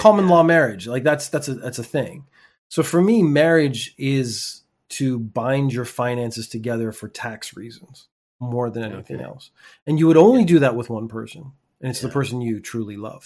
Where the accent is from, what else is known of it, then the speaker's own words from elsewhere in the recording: Canada; I'm from Canada